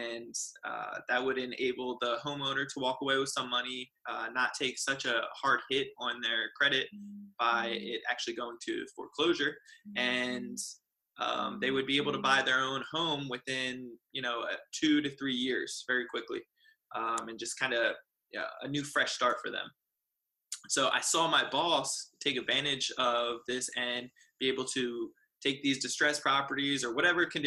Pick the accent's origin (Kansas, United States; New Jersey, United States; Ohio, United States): New Jersey, United States; moved away as an adult; now in San Diego, United States; I am originally from New Jersey, and I moved out to the amazing sunny San Diego, California about 7 years ago